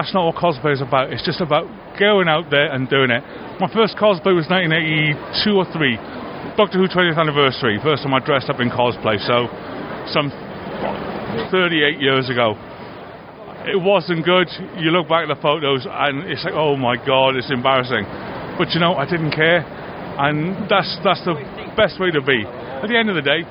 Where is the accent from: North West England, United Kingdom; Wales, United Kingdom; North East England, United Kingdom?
Wales, United Kingdom; I'm from Wales